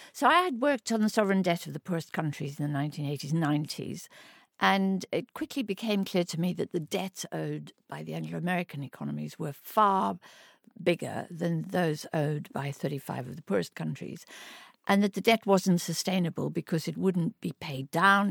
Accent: Orange Free State, South Africa; moved away as an adult; I was born in South Africa. I grew up in very humble circumstances in the Orange Free State in South Africa

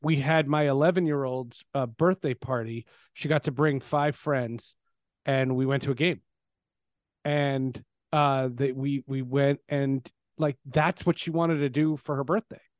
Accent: New Jersey, United States; also born or lived in Brooklyn, New York; I moved from Brooklyn to New Jersey

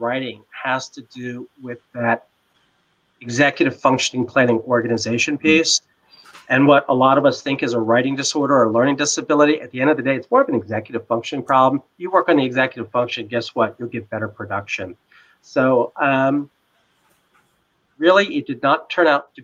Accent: Washington, District of Columbia, United States; my hometown of Washington, D.C.

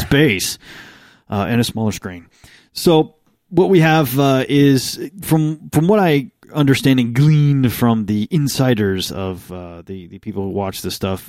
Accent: United States; I'm American.

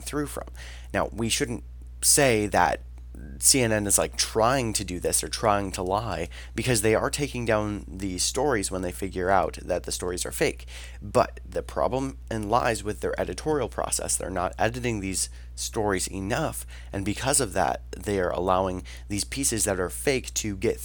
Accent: United States; as the American people

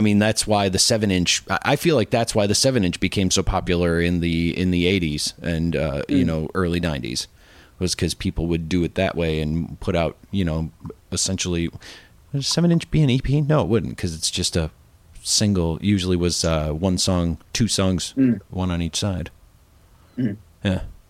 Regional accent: Ireland; Well, I am Irish, so.

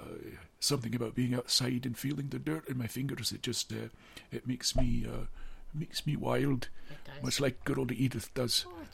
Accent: Falkirk, Scotland, United Kingdom; moved away as an adult; also born or lived in Walkerville, Windsor, Canada; now in Toronto, Canada; I grew up in Falkirk. I was born in 1935. I moved to Canada in 1953 when I was 18 years old. And I settled in a place down near Windsor called Walkerville.

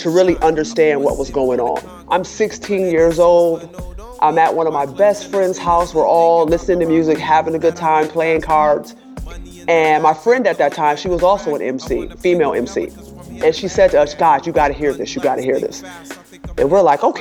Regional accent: Rochester, New York, United States; moved away; I'm originally from Rochester, New York

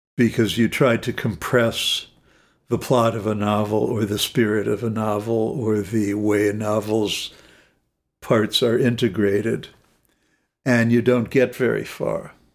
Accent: Los Angeles, California, United States; I grew up in Los Angeles.

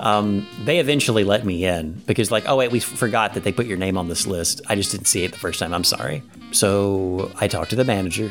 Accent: Ohio, United States; we're from Ohio

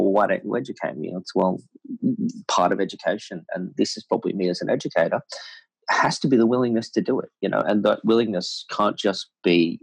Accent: Australia; I was born in Australia

